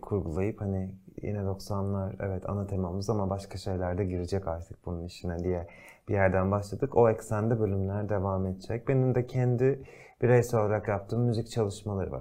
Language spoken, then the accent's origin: Turkish; Turkey; moved away as an adult; bizler burada doğduk büyüdük